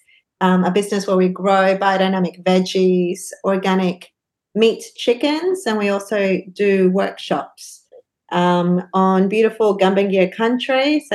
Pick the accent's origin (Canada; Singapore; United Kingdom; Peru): Peru; also born or lived in Brisbane; now in Bellingen, Australia; I come from Peru.